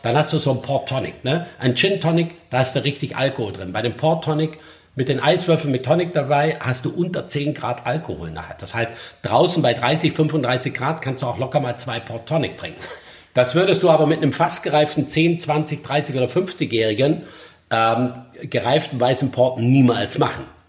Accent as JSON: {"language": "German", "area": "Black Forest", "region": "Baden-Württemberg", "country": "Germany", "tie": "born or raised there", "said": "Also ich bin im Schwarzwald aufgewachsen, im Ringhotel Johanniterbad die Lehre gemacht."}